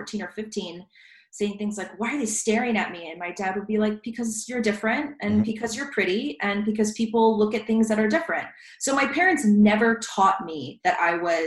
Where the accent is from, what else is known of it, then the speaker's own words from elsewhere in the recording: Richmond Hill, Georgia, United States; also born or lived in San Diego, California; I was born in San Diego, but I grew up in South Georgia. My parents and I moved there when I was about 5 or 6. So Georgia is really my home, South Georgia.